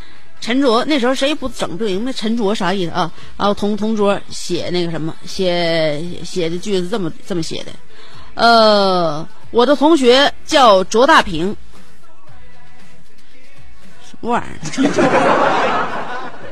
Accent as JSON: {"language": "Chinese", "region": "Fujian", "country": "China", "tie": "born or raised there", "said": "热烈庆祝我老家福建的隔壁的呃省的省会合肥的异父异母网友同事的岳母的女儿的闺蜜"}